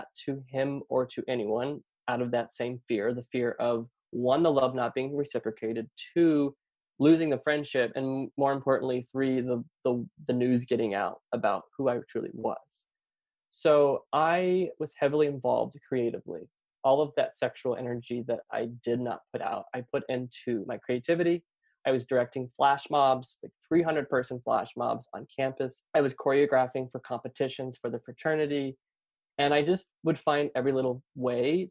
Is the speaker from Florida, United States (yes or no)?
yes; Lake Wales, Florida, United States; I grew up in small town Florida, Lake Wales, Polk County